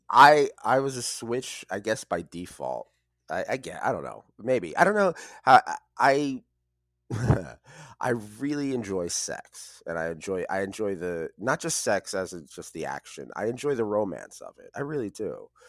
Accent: United States; I grew up in the New York City, New Jersey area

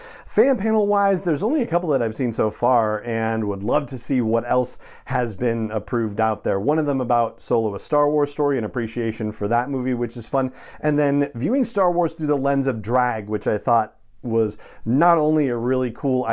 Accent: Los Angeles, California, United States; when I was a kid and growing up in Los Angeles

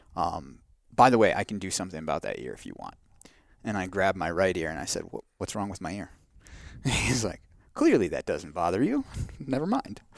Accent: Wisconsin, United States; moved away as an adult; I grew up in Wisconsin where the cows outnumber the people

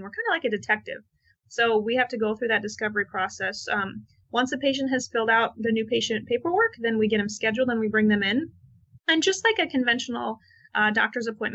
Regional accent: Midwest, United States; I grew up in the Midwest

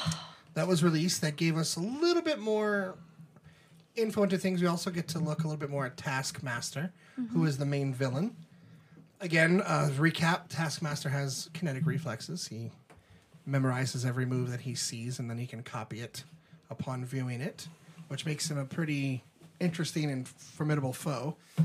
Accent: New Orleans, Louisiana, United States; accent: neutral; Much like me, not sounding like I was born and raised in New Orleans, Louisiana, and spent most of my life there, generated a neutral accent.

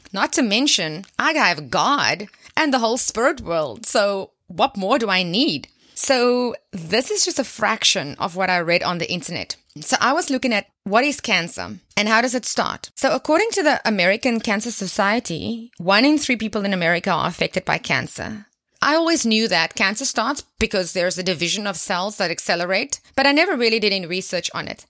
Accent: South Africa; my home country right here in South Africa

